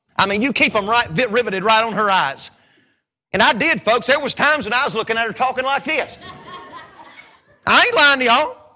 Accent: Statesville, North Carolina, United States; I'm from Statesville, North Carolina.

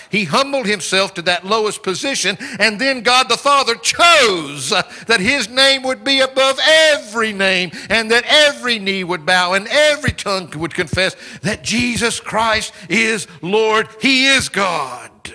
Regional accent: United States; now in United Kingdom; part of my identity today, like it or not, is that I'm an American, because that's where I come from

